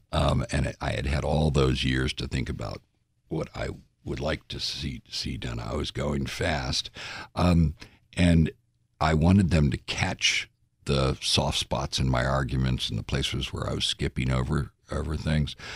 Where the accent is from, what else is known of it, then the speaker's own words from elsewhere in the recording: United States; we're American